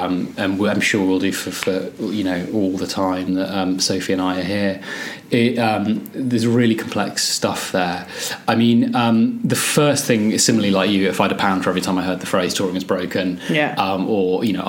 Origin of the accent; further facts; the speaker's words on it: Scotland, United Kingdom; moved away as an adult; now in Birmingham, United Kingdom; Now I've obviously lost my Scottish accent. And it was something, being English was used as an enormous insult where I was. And it was something that I'd only moved to England when I was 18 and went to uni down here in Birmingham.